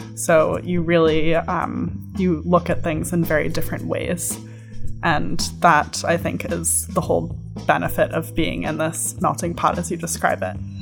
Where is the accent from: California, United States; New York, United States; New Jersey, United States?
New York, United States; New York City; moved away as an adult; also born or lived in Boston / Israel / Egypt / Jordan; I was born and raised on the Upper West Side of Manhattan, New York City